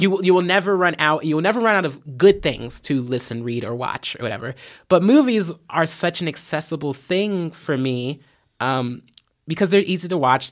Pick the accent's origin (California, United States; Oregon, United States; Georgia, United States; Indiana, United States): Indiana, United States; Fort Wayne; moved away as an adult; now in Bloomington, United States; I was raised in Fort Wayne, um, I was born there